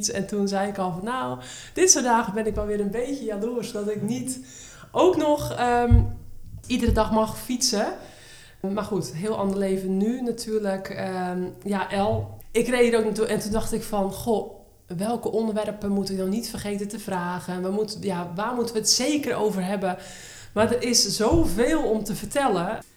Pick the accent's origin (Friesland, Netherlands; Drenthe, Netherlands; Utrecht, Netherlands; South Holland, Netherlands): Utrecht, Netherlands; Harmelen; now in Woerden, Netherlands; Van 11 februari 1987, 35 jaar jong, geboren en getogen in Harmelen, woonachtig in Woerden.